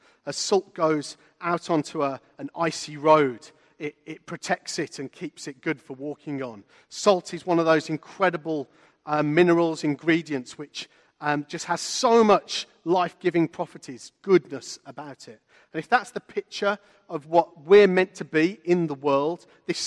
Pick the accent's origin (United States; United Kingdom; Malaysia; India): United Kingdom; Walsall, West Midlands; I grew up in a town called Walsall, which is north of Birmingham, not in Poland.